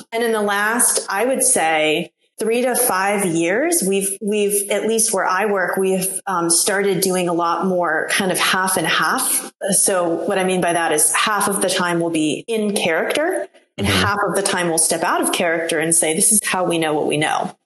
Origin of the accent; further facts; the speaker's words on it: New England, United States; I'm from New England